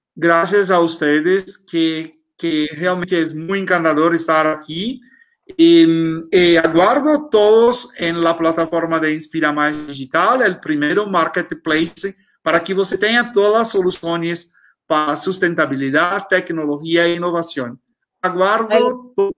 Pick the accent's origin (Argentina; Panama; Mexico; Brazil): Brazil; Spanish is a second language; tenemos una, una identidad muy fuerte, ¿no? Como, como brasileños